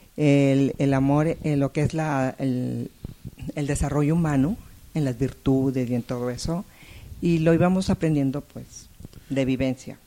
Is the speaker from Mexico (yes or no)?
yes; Saltillo, Coahuila, Mexico; now in Monterrey, Mexico; yo nací en Monterrey, pero muy pequeña, para antes de los dos años, mis padres fueron a vivir a Saltillo, o sea que ahí crecí.